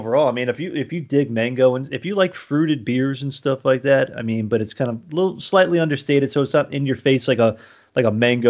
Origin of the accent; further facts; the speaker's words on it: Miami, Florida, United States; now in Nashville, United States; I'm not from Nashville, originally from Miami, Florida, but working in Nashville now.